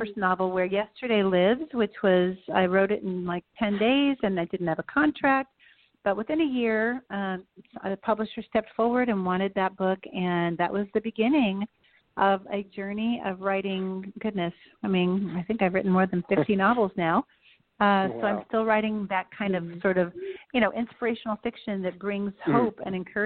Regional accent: California, United States; moved away as an adult; also born or lived in Virginia / Ann Arbor, Michigan / Northwest United States; now in Nashville, United States; we moved to California when I was 10.

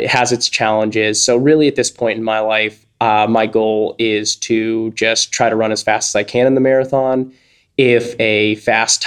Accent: St. Louis, Missouri, United States; I grew up in St. Louis, Missouri.

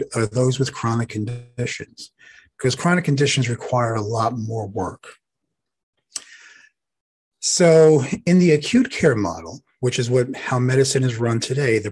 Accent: New York City, New York, United States; accent: Brooklyn; I'm from Brooklyn

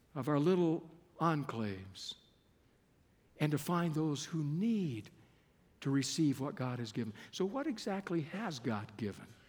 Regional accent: Keene, Texas, United States; moved away as an adult; also born or lived in Berrien Springs, Michigan (Andrews University); I was coming from Keene, Texas

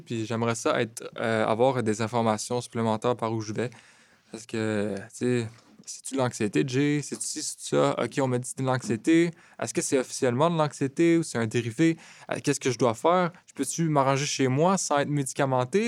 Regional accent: Laval, Quebec, Canada; now in Montreal, Canada; je suis né à Laval, j'habite à Montréal

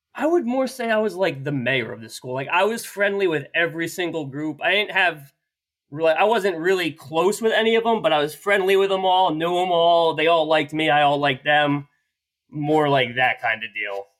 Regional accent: New Jersey, United States; born and raised in New Jersey

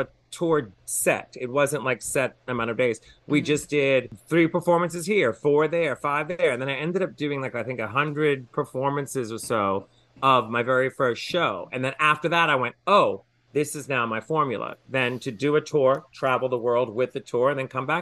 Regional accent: New Orleans, Louisiana, United States; now in Palm Springs, United States; I grew up in New Orleans

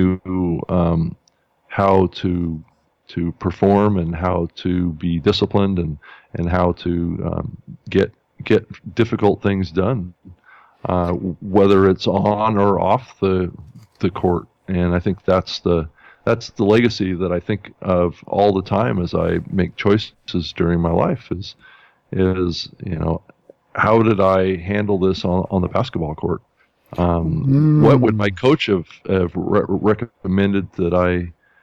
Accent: Spokane, Washington, United States; now in Seattle, United States; I was born in Spokane, Washington, up in the beautiful state of Washington.

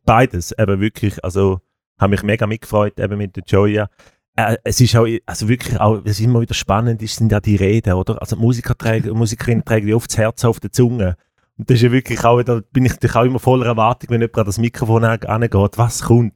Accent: Switzerland; als Schweizer

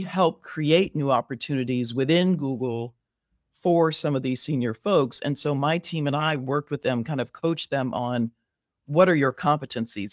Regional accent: Riverside, California, United States; moved away as an adult; now in Chicago, United States; I was born and raised in Southern California

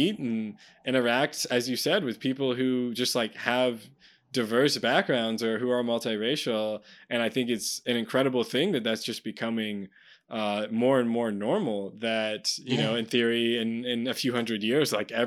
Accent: United States; as an American

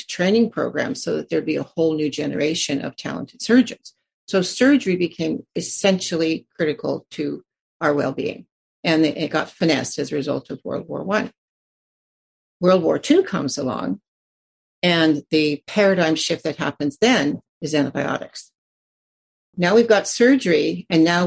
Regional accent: United States; now in Canada; I grew up in the States

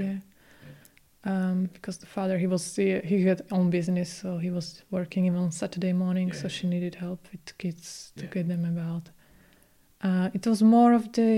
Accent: Slovakia; English is a second language; moved away as an adult; now in United Kingdom; So we had Slovakian, you know, teachers

